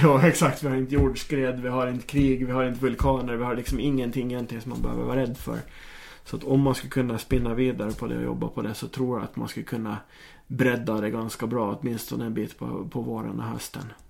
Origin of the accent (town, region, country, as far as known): Åland Islands